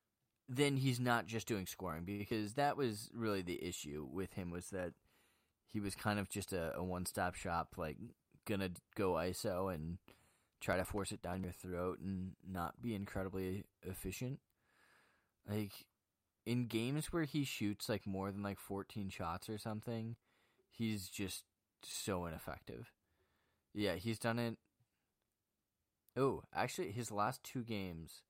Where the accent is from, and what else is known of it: Chicago, Illinois, United States; born or raised there